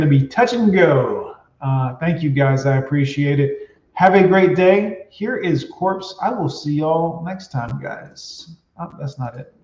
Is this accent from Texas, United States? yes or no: no; Fort Lauderdale, Florida, United States; I grew up in Fort Lauderdale